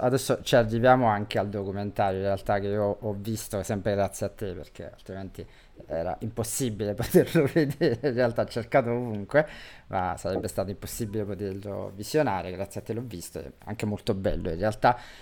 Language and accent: Italian; Campania, Italy; da campano